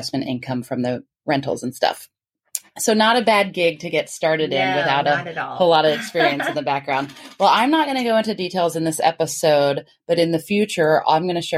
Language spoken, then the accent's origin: English; Florida, United States; we're from Florida